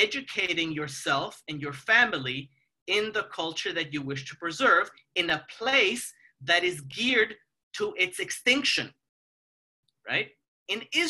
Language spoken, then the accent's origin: English; Mexico; moved away; I come from Mexico